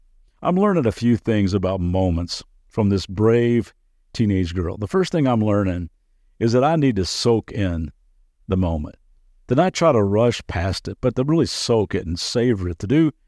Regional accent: Lexington, Kentucky, United States; I grew up in Lexington, Kentucky, so I'm a big University of Kentucky Wildcat fan

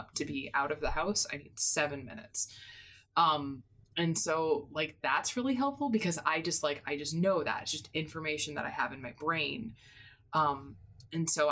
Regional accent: Midwest, United States; I grew up in the Midwest where, like, you always had to drive 20 minutes for everything

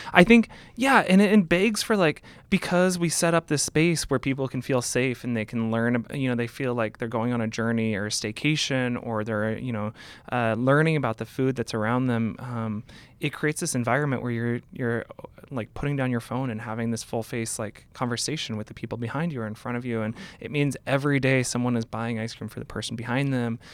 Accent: Seattle, Washington, United States; I grew up in Seattle

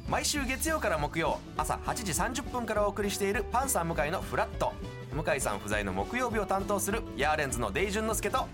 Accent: Hakodate, Hokkaido, Japan; moved away; 函館なんかでも田舎の出身だけど。

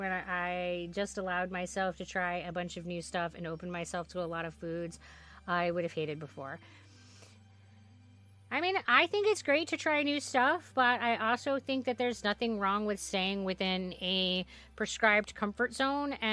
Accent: Netherlands; English is a second language; I am a very picky eater and I come from the Netherlands and we eat something called. Oh. Bor. Boerenkool Stamppot.

